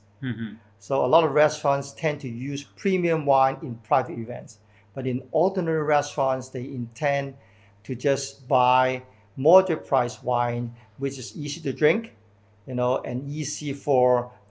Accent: Hong Kong; moved away as an adult; now in Shanghai, China; I'm from Hong Kong. I've been living in Shanghai for the last 20 years.

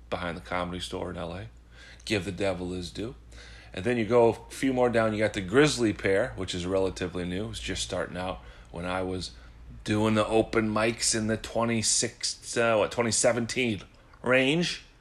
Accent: Midwest, United States; now in New York, United States; a transplant, some jackass from the Midwest moving to New York. I've lived in New York four years. I'm a New Yorker now.

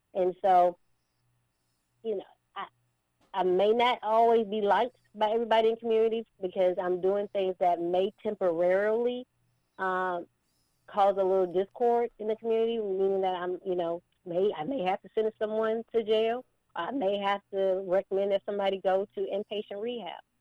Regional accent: Baldwin County, Georgia, United States; I'm from Baldwin County, also having lived here and, and, and raised here

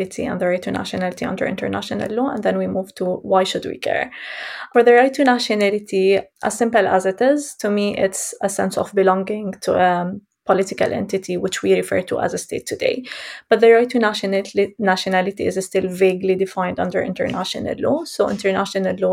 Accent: Jerusalem, Palestine; I was born and raised in Jerusalem, Palestine

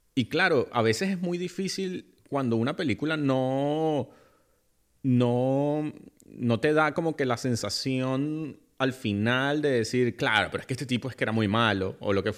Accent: Venezuela; en mi país Venezuela

